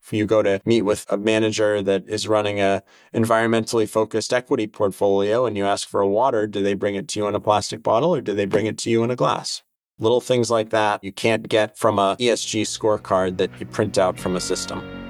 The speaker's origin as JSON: {"language": "English", "region": "New Hampshire", "country": "United States", "tie": "born or raised there", "said": "Growing up in New Hampshire, my days were spent outside every day"}